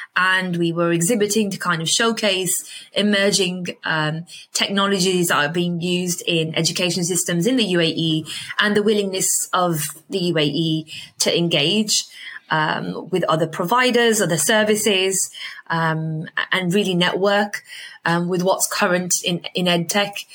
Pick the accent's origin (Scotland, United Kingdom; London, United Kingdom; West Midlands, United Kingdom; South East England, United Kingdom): West Midlands, United Kingdom; Birmingham; moved away as an adult; now in Dubai, United Arab Emirates; it's where I, I was born and I was raised